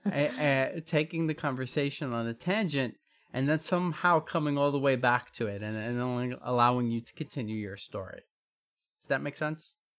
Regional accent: New York City, New York, United States; as a New Yorker

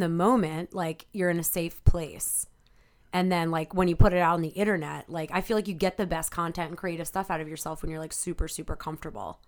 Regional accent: Delaware County, Pennsylvania, United States; also born or lived in Ardmore, Pennsylvania / Havertown, Pennsylvania; now in Philadelphia, United States; I grew up in Delco

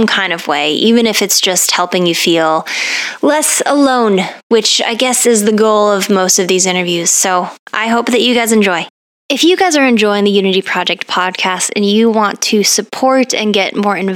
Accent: Colorado, United States; moved away; I grew up in Colorado

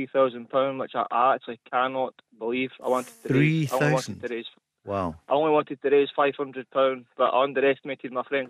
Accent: Armadale, Scotland, United Kingdom; now in Whitburn, United Kingdom; So I'm from Armadale, but I currently live in Whitburn.

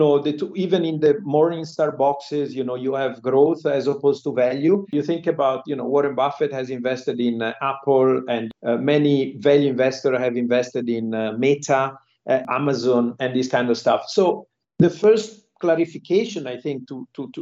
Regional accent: Genoa, Liguria, Italy; moved away as an adult; also born or lived in Milan / London; now in Singapore; I'm from Genoa, Italy, and there are many, they call us Genovese people here in Singapore.

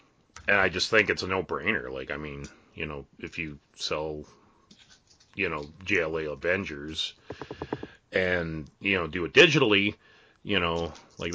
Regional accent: Canada; we're all Canadian

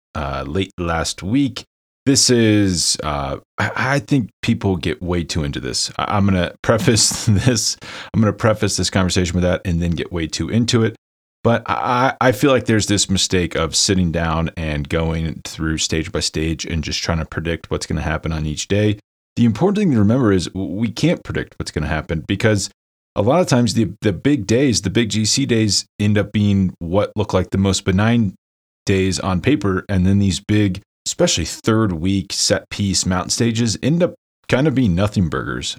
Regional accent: Lawrence, Kansas, United States; my hometown, Lawrence, Kansas

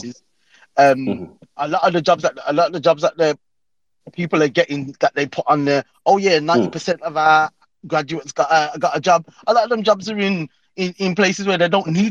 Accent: Birmingham, West Midlands, United Kingdom; accent: Brummie; Brummy. Man, of course, man. Born and bred

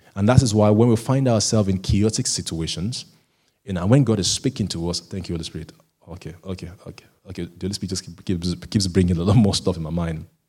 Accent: Nigeria; being a Nigerian

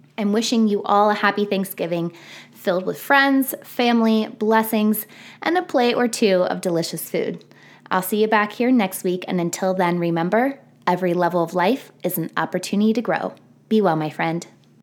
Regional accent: Boonsboro, Maryland, United States; my hometown of Boonesboro, Maryland

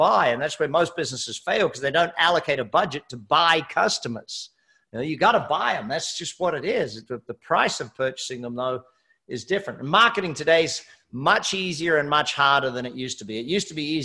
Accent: Australia; moved away as an adult; also born or lived in Hamilton Island, Queensland, Australia; now in United States; I'm Australian

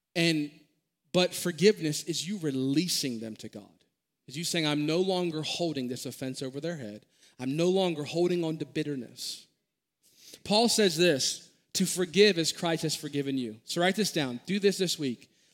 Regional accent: Maryland, United States; born and raised in Maryland

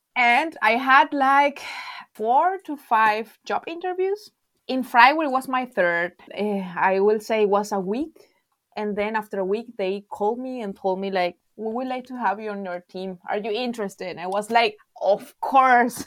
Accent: La Guaira, Venezuela; English is a second language; moved away as an adult; now in Freiburg, Germany; am from Venezuela, actually from La Guaira, from the Caribbean Sea

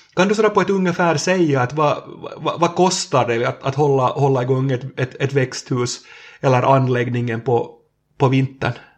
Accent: Närpes, Ostrobothnia, Finland; två kilometer från där vi sitter nu hos, hos Emma, så, så där har jag vuxit upp i, i växthus

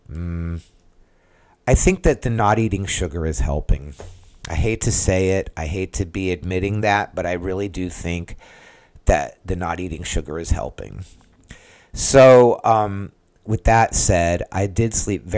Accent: San Diego, California, United States; now in Central Florida, United States; I'm from San Diego originally

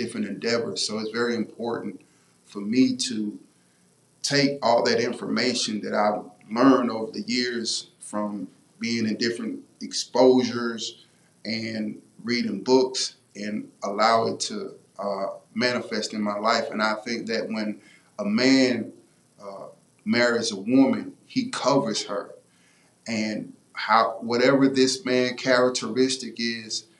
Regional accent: Houston, Texas, United States; moved away; also born or lived in McCook, Nebraska; I was coming from College Park in the south side of Houston

